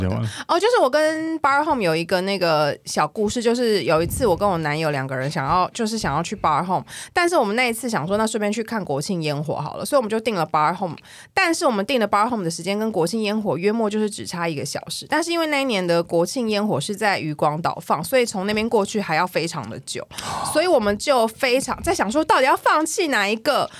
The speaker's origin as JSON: {"language": "Chinese", "region": "Taipei", "country": "Taiwan", "said": "我是台北人"}